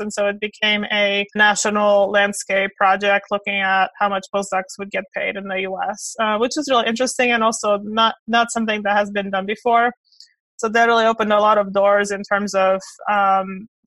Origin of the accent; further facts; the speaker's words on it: Romania; moved away as an adult; also born or lived in Kentucky / South Carolina / Georgia; now in United States; So I was born in Romania and moved here in 2001, did my undergraduate at Clemson